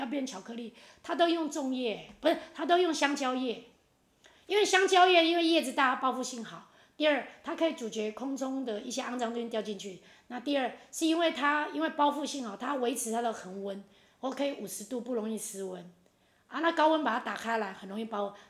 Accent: Taiwan; 我们台湾的客家人比较少吃

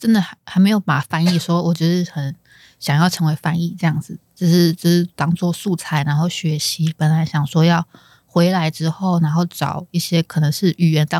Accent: Taiwan; first language Chinese; also born or lived in South Korea; 我们是土生土长的台湾人

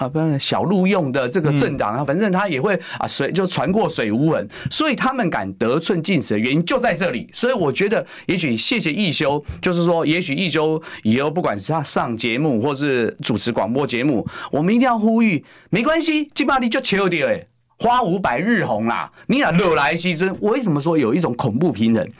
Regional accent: Taiwan; 各位，这就是违背我们台湾人的常常理的经验法则。

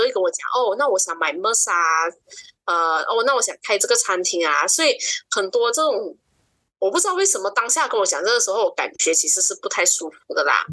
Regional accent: Kuching, Sarawak, Malaysia; 二十八岁，就是我是嗯九五年嗯生的女生，然后我是出生在古晋十二月

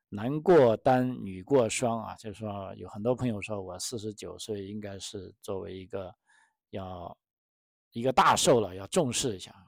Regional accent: China; moved away; 作为中国人

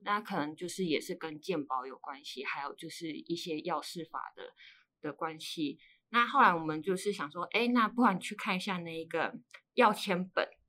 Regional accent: Yunlin County, Taiwan; 我是云林人

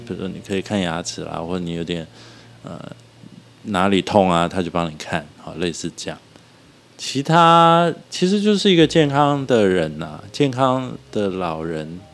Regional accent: Taiwan; 我们台湾多雨

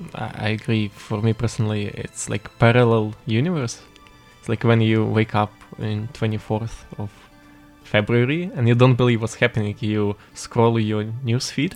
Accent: Western Ukraine, Ukraine; English is a second language; moved away as an adult; now in Taiwan; I am also from Ukraine, but from western part

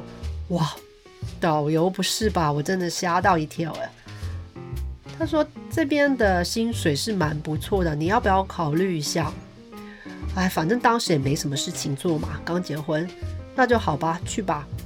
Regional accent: Hong Kong; moved away as an adult; now in Iceland; 我是香港人，大概两年前我从香港搬到冰岛来了，因为我跟一个冰岛人结婚。

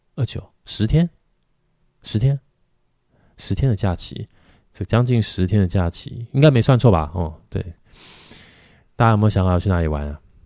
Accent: Taiwan; 咱们台湾人

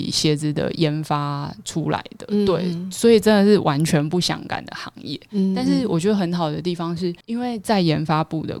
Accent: Chiayi, Chiayi City, Taiwan; also born or lived in Douliu; 那我回嘉义，我我是嘉义人，

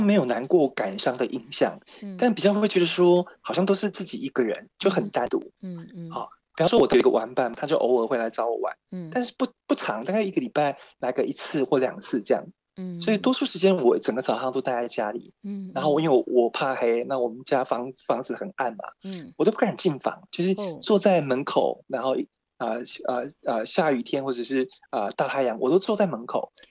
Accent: Tainan, Taiwan; 对，我台南人。

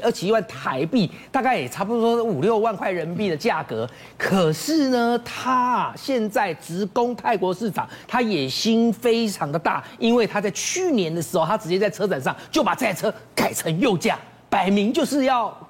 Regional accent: Taiwan; 用我们台湾话讲

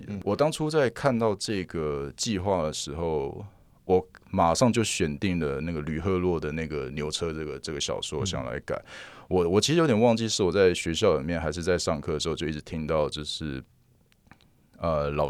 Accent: Yuanlin, Changhua County, Taiwan; 比如说彰化，我是从园林来的，我们虽然背景都是台语。很熟悉台语，

